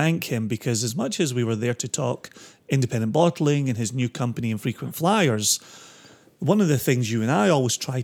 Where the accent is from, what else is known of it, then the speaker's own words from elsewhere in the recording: Scotland, United Kingdom; growing up in Scotland meant three channels until the 80s, then a fourth, and then somewhere in the 90s there was a fifth